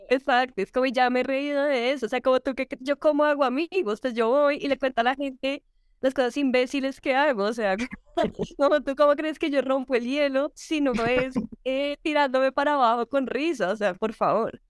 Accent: Colombia; accent: gomelo; somos los cachacos

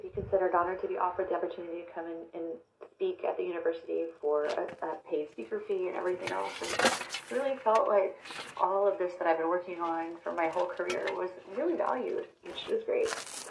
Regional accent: Texas, United States; moved away; in my state, in my home state

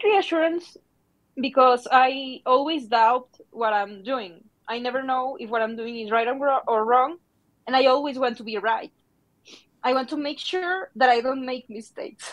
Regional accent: Mexico; I'm from Mexico

